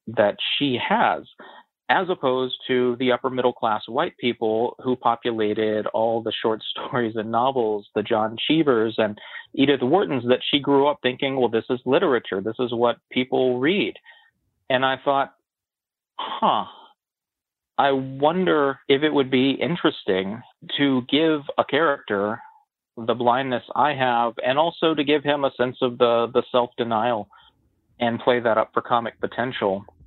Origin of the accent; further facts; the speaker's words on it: West Virginia, United States; I had planned to go to West Virginia University, the giant state school in my home state where my best friends were going